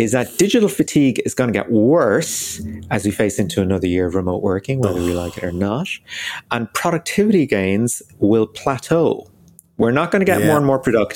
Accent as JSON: {"language": "English", "country": "Ireland", "said": "as Irish people"}